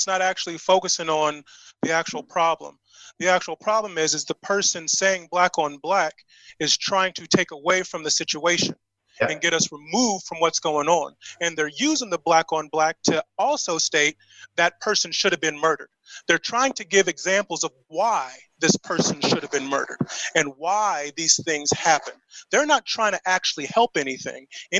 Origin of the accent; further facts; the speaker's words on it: Indianapolis, Indiana, United States; You know, so where I grew up in Indianapolis, Brightwood, 46218, across the street from me was the crack house.